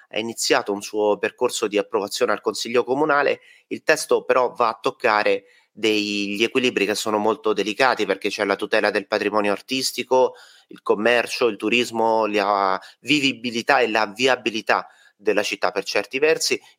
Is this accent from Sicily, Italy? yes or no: no; Ostia, Lazio, Italy; noi siamo compaesiani, siamo di Ostia, praticamente ci conosciamo tutti, no?